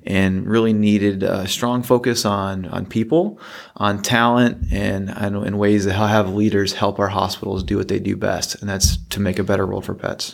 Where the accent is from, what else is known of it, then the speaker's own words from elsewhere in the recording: Midwest, United States; moved away; I'm originally from the Midwest.